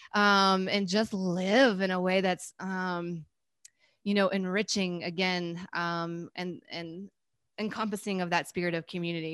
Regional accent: North Carolina, United States; I'm from North Carolina, and, um, in my school system in North Carolina, we had Spanish

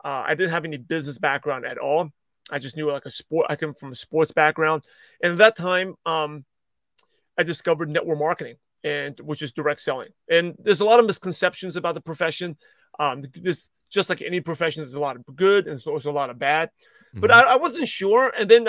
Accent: Brooklyn, New York, United States; Yeah, I'm a shy, quiet Asian kid. I grew up in Brooklyn, New York, and I grew up in a very stereotypical Asian family

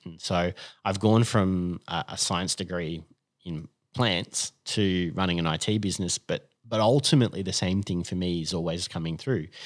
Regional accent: Sydney, New South Wales, Australia; also born or lived in Perth, Western Australia; I grew up here in Sydney in the northern suburbs and, and have actually lived in the northern suburbs ever since.

